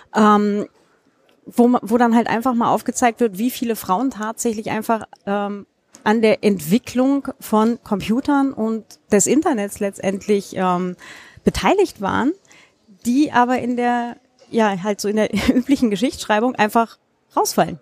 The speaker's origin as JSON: {"language": "German", "country": "Germany", "tie": "born or raised there", "said": "aus meiner Heimatstadt hier in Deutschland"}